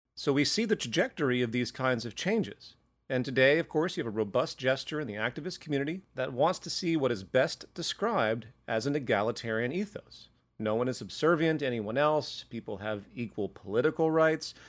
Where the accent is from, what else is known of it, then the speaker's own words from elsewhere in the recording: the South of the US, United States; I grew up in the South of the U S